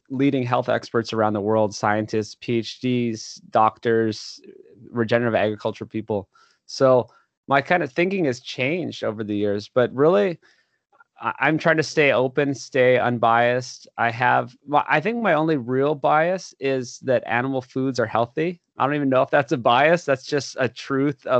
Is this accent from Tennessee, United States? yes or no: no; Oahu, Hawaii, United States; moved away as an adult; also born or lived in Los Angeles, California; I grew up in Hawaii, actually, on Oahu.